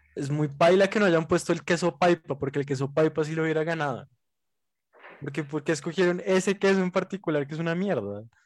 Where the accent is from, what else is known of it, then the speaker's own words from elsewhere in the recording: Bogotá, Colombia; nosotros somos demasiado bogotanos